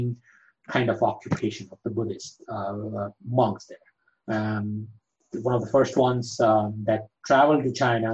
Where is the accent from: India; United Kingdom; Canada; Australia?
India; Gujarat; I am from Gujarat